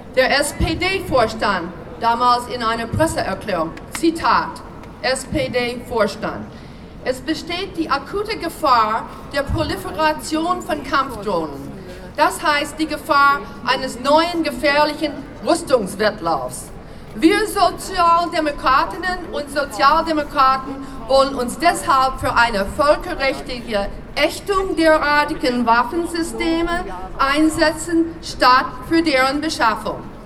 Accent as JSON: {"language": "German", "country": "United States", "tie": "born or raised there", "second_language": "German", "moved": "yes", "lives_now": "Germany", "said": "wenn ich mal hier und dort einen kleinen Sprachfehler mache, weil ich bin in den USA geboren"}